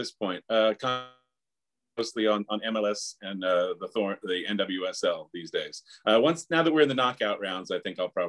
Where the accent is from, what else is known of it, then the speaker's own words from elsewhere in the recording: Northern Virginia, United States; moved away as an adult; also born or lived in Williamsburg, Virginia / Richmond, Virginia; now in Portland, United States; I'm 53 years old. I was born in Portland, Oregon, Soccer City, USA, for those of you that aren't acquainted. I lived in Virginia, though, for 27 years. I grew up in the D.C. area, Northern Virginia.